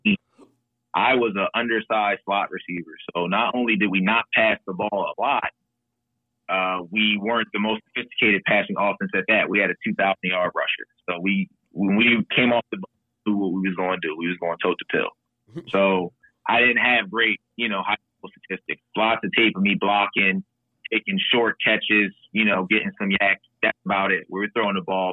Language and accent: English; Philadelphia, Pennsylvania, United States; I'm from the Philadelphia area